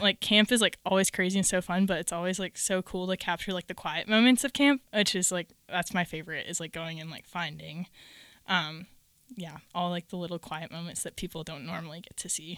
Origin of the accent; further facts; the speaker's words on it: Minnesota, United States; moved away as an adult; now in Virginia, United States; I grew up in Minnesota primarily, and I have lived there my whole life, and then the Lord called me to Virginia to go to school at Liberty